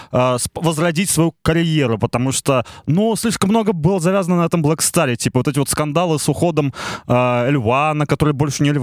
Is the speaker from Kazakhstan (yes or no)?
yes; Kazakhstan; я казашка.